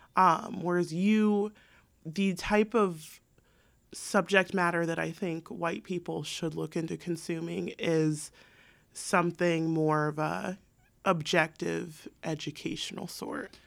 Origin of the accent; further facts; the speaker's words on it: San Diego, California, United States; I'm an accountant, I'm from San Diego.